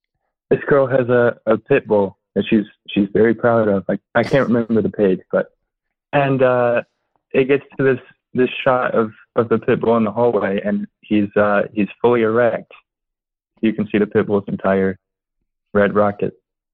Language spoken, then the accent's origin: English; Arkansas, United States; I am from Arkansas, unfortunately.